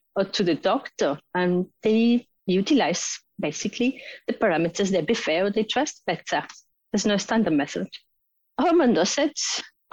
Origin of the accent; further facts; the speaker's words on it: Spain; moved away as an adult; also born or lived in United Kingdom; now in Oslo, Norway; I have a master's in biochemistry and biotechnology from my home country, Spain